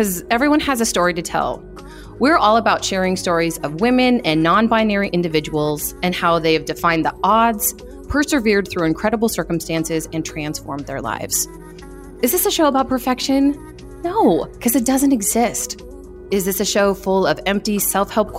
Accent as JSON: {"language": "English", "region": "Michigan", "country": "United States", "tie": "born or raised there", "moved": "yes", "lives_now": "Phoenix, United States", "said": "I was born in Michigan"}